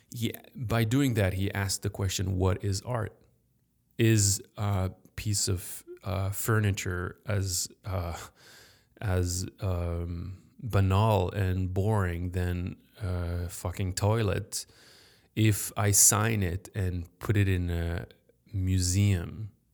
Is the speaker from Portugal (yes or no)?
no; Paris, Île-de-France, France; now in Chicago, United States; I grew up in Paris